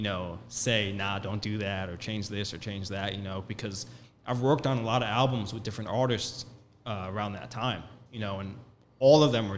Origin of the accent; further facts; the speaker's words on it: Long Island, New York, United States; we were raised in Long Island, New York